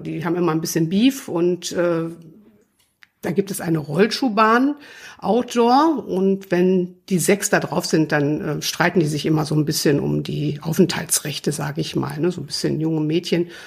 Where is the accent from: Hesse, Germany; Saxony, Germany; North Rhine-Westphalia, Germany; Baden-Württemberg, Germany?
North Rhine-Westphalia, Germany; Krefeld; Ich komme ja aus Krefeld und vor Jahren gab es bei uns immer die große, es heißt die größte Straßenmodenschau der Welt angeblich.